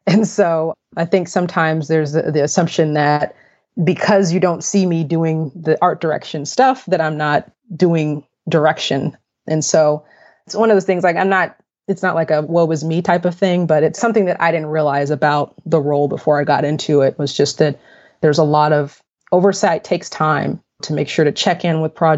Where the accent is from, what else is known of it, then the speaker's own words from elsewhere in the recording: Austin, Texas, United States; moved away as an adult; also born or lived in Fort Worth, Texas; now in Dallas, United States; I'm from Austin, which is about 3 hours south of Dallas.